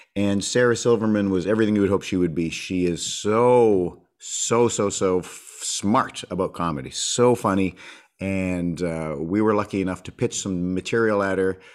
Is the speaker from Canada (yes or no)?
yes; Winnipeg, Manitoba, Canada; also born or lived in Edmonton; born in, born in Edmonton, but raised in Winnipeg since I was four